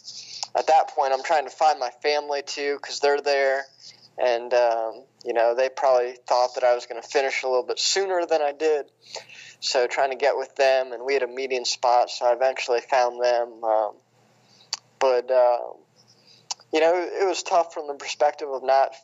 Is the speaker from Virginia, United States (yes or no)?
no; West Lafayette, Indiana, United States; now in Bloomington, United States; I grew up in West Lafayette, so I grew up as a Purdue fan